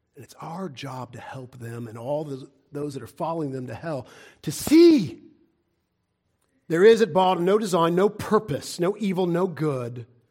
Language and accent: English; United States; as an American